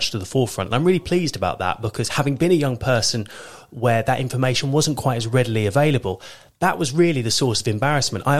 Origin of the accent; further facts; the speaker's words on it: Thame, South East England, United Kingdom; also born or lived in Kent; I was born in Kent, but my family moved to Oxfordshire when I was 3 years old. And I grew up for the most part in Tame over in Oxfordshire.